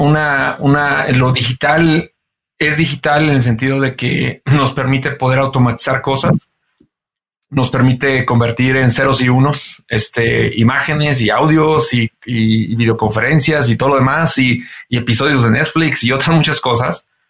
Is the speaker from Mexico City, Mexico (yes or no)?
no; San Luis de la Paz, Guanajuato, Mexico; yo soy eh, de San Luis de la Paz, Guanajuato, y, pues en San Luis de la Paz, Guanajuato, no había estaciones de radio